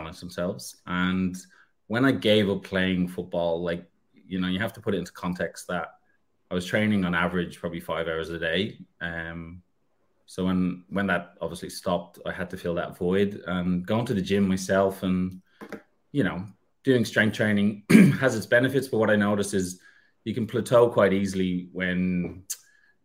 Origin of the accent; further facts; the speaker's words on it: Ireland; now in Australia; I'm originally from Ireland. I am in Ireland at the moment, but I reside in Australia.